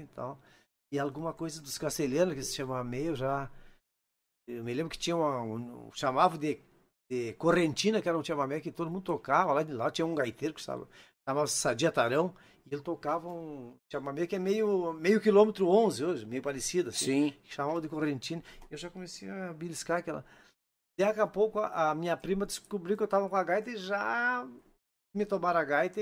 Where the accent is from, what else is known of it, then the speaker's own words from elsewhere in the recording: Unistalda, Rio Grande do Sul, Brazil; eu sou natural de Unistalda